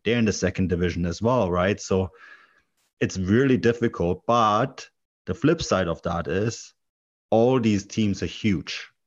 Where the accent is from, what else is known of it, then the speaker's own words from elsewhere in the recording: Munich, Bavaria, Germany; also born or lived in Canada; I grew up in Munich